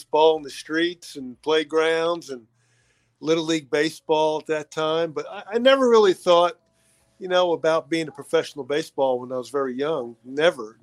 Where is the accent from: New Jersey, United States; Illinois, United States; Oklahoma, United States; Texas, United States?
New Jersey, United States; Bloomfield; moved away; I grew up in New Jersey, in a little town, Bloomfield, New Jersey, just about 30, 45 minutes outside of New York City